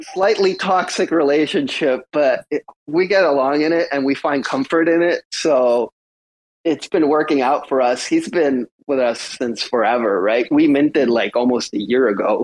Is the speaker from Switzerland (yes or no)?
no; Canada; I'm Canadian